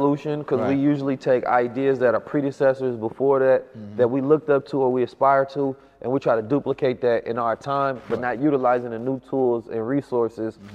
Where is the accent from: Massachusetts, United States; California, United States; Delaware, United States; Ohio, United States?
California, United States; Oakland; also born or lived in St. Louis, Missouri; I was born in St. Louis, raised in mm-hmm. Oakland